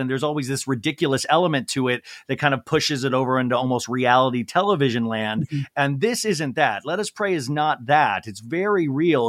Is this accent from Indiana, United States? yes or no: no; Olathe, Kansas, United States; moved away; I grew up in Olathe, Kansas.